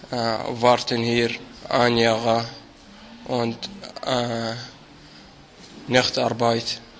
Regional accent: Syria; German is a second language; moved away as an adult; now in Austria; ich komme aus Syrien. Äh, ich lange hier in Österreich vier Monate.

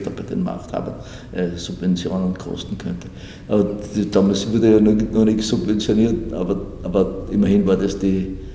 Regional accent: Vienna, Austria; Ich rede von Wien, ich bin ein Wiener.

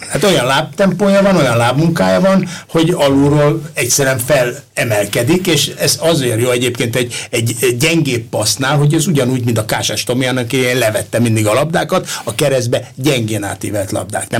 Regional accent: Pest area, Hungary; also born or lived in Valkó; mi mind a ketten Pest környékiek vagyunk

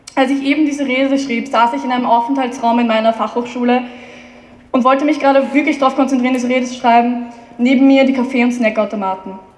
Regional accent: Vienna, Austria; ich bin Wienerin

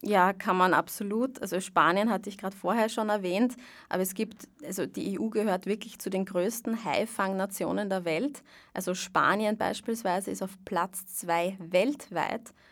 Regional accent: Vienna, Austria; ich bin aus Wien

